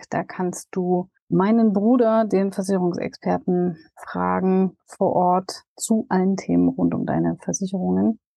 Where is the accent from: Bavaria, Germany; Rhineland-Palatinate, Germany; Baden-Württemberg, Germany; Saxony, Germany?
Saxony, Germany; Dresden; auf das Event in Dresden endlich jetzt hier in meiner Heimat auf dem Campingplatz, wo ich tatsächlich äh, total gerne auch bin.